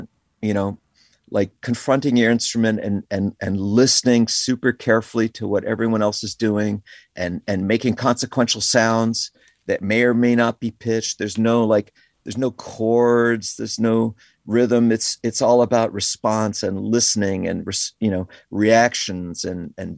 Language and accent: English; Connecticut, United States; moved away as an adult; also born or lived in Bronx, New York City / New York City / Woodstock; I was born in the Bronx, and I lived there for I went to public school there my kindergarten year and my first grade. And then we moved to Connecticut, where I grew up in Connecticut.